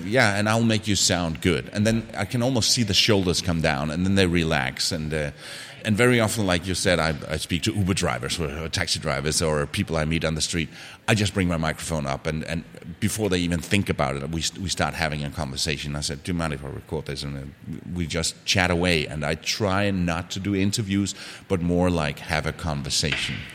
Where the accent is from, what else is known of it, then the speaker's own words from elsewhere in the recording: Denmark; moved away as an adult; I'm from Denmark